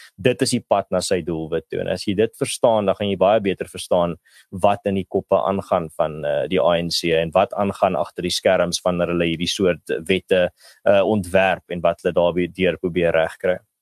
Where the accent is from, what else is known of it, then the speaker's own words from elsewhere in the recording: Malmesbury, Western Cape, South Africa; in die dorpie waar ek groot geword het in Mamesbury